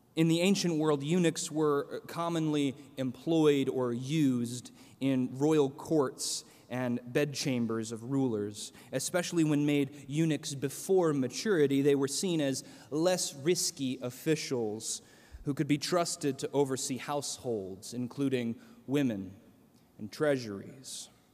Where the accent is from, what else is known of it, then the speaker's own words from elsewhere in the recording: central Illinois, United States; moved away; my hometown in central Illinois